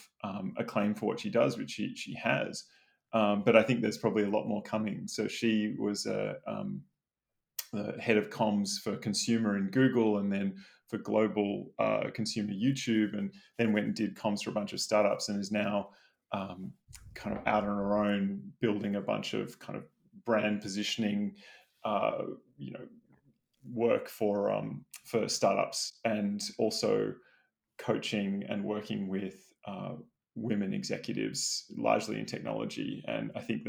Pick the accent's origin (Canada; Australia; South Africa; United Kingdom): Australia; Sydney, New South Wales; moved away as an adult; also born or lived in New York; I was born in Sydney, Australia, and I still live in Sydney, Australia